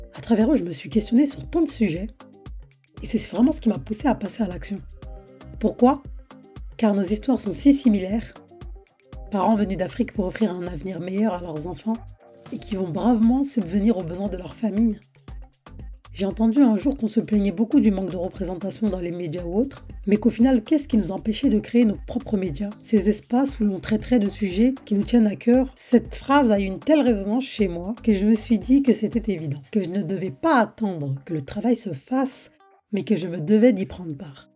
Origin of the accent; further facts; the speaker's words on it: France; Je suis née et j'ai grandi en France